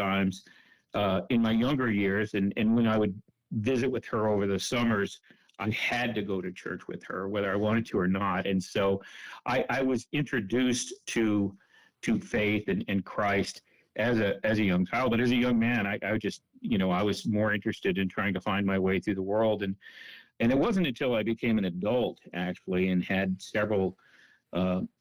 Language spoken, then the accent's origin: English; San Jose, California, United States; I grew up in Central California, in San Jose. Went to high school there